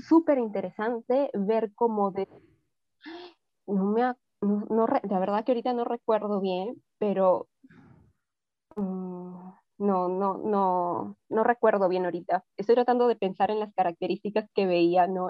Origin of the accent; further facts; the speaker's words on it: Trujillo, El Mango, La Libertad, Peru; nací en Trujillo, ¿no? Pero viví varios años de mi infancia eh, en un pueblito bien chiquitico que se llama El Mango